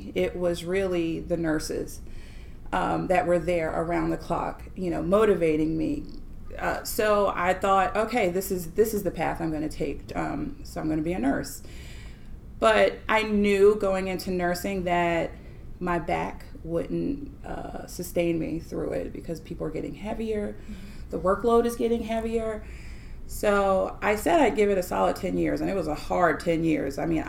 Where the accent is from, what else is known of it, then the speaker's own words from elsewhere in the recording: Florida, United States; born there; also born or lived in New York; I was born in Florida. When we moved from Florida to New York and came back